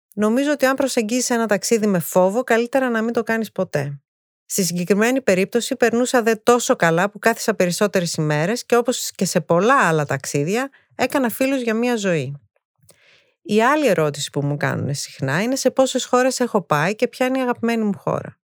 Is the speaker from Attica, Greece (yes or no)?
no; Thessaloniki, Central Macedonia, Greece; also born or lived in England / United States / Japan; Γεννήθηκα στη Θεσσαλονίκη πριν 51 χρόνια.